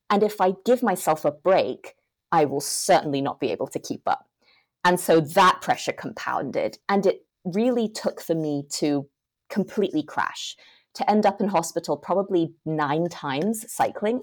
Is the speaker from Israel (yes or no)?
no; Hong Kong; I'm from Hong Kong, grown up there my whole life.